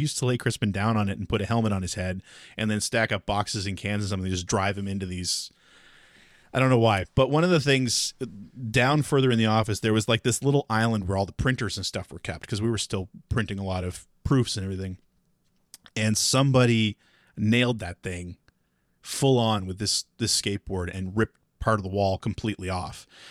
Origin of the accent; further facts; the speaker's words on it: Halifax, Nova Scotia, Canada; moved away as an adult; also born or lived in Chicago / San Francisco; growing up in Halifax